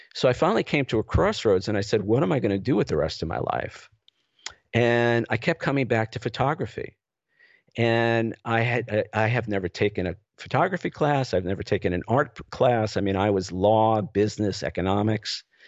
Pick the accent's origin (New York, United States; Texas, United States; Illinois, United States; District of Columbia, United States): New York, United States; New York City; moved away as an adult; also born or lived in Los Angeles; I grew up in the New York City area